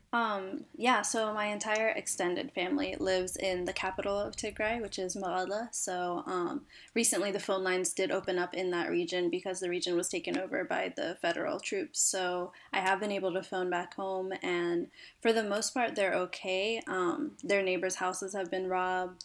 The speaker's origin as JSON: {"language": "English", "town": "Cincinnati", "region": "Ohio", "country": "United States", "tie": "born or raised there", "said": "born and raised in Cincinnati, Ohio"}